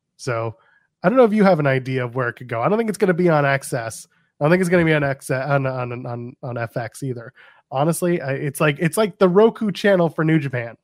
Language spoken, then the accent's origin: English; Canada; I'm Canadian